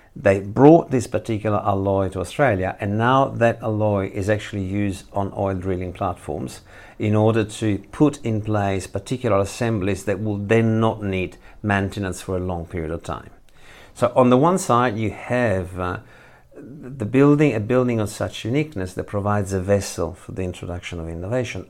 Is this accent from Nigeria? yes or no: no; Italy; moved away as an adult; now in Lausanne, Switzerland; I'm originally from Italy, even though I work here